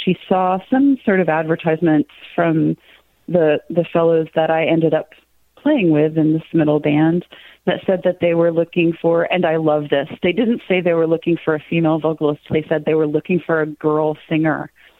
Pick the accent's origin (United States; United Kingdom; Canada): United States; Cave Springs, Arkansas; I was born in Cave Springs. It's a little tiny town in between Rogers, Bentonville, Springdale, Fayetteville. It was population 969 when I went to high school, and it's something like 4,900 now.